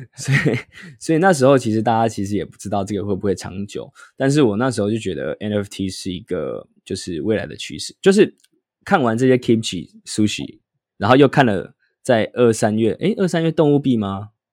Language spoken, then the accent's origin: Chinese; Taiwan; 我们台湾人对于英文不是那么的强项嘛